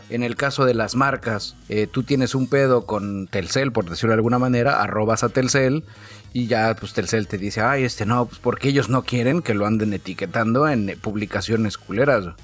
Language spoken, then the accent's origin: Spanish; Mexico; Es mi derecho como mexicano, güey.